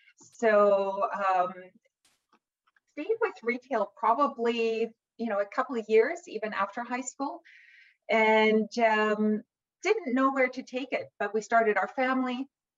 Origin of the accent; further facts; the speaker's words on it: Vancouver, British Columbia, Canada; born there; Well, actually, I was born in Vancouver, BC. My parents are both immigrants to Canada, so they arrived in Canada as refugees.